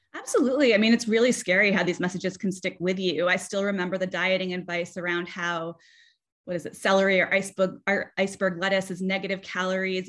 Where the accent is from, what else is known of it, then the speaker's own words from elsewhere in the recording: South Kingstown, Rhode Island, United States; I'm from South Kingstown, Rhode Island, and I played soccer growing up.